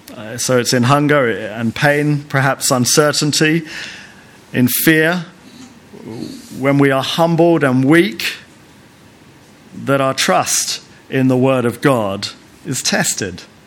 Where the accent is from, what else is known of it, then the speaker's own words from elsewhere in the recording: United Kingdom; also born or lived in Lesotho; being British